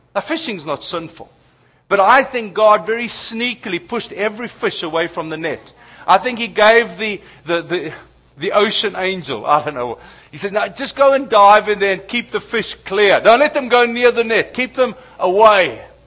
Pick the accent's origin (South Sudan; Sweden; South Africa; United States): South Africa; as a South African